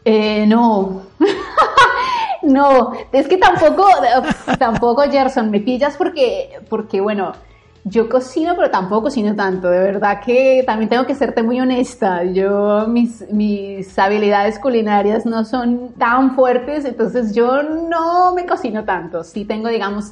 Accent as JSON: {"language": "Spanish", "town": "Bogotá", "region": "Bogotá Capital District", "country": "Colombia", "tie": "born or raised there", "moved": "as an adult", "said": "yo nací, crecí, viví en Bogotá mucho tiempo"}